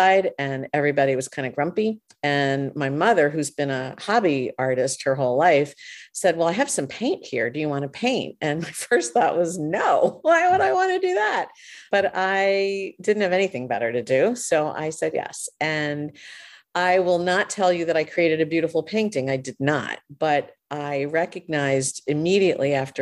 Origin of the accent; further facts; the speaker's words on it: Hastings-on-Hudson, New York, United States; I'm from Hastings-on-Hudson, which is just across the river